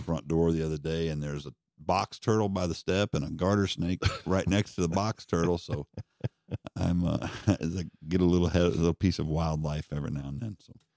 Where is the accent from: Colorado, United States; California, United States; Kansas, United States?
Colorado, United States; Denver; moved away; I grew up in Colorado, but of course, I was in Denver, I wasn't in the mountains